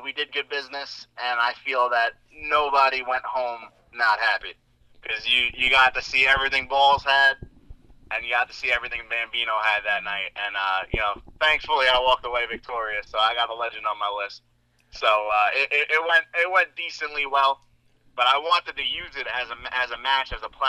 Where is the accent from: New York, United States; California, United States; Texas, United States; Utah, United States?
New York, United States; Islip; my hometown of Islip, New York